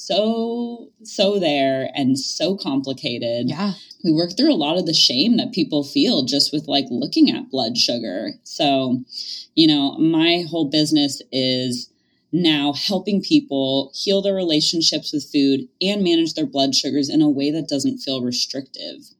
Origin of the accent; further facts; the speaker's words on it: Thousand Oaks, California, United States; I ended up doing my master's back in my hometown, which is in Thousand Oaks, California